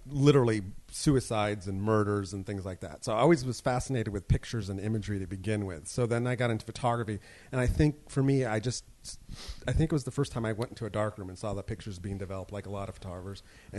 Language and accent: English; San Jose, California, United States; San Jose, California.